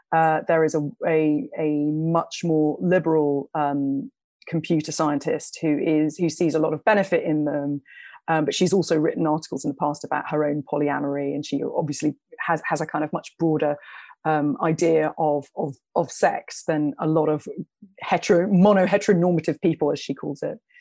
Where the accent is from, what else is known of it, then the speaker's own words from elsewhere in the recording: London, United Kingdom; I grew up in London. I was a young woman growing up in London